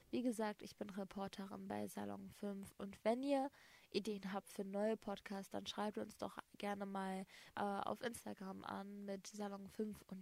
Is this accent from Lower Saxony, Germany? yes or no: no; Gladbeck, North Rhine-Westphalia, Germany; Und danach sage ich so, Gladbeck.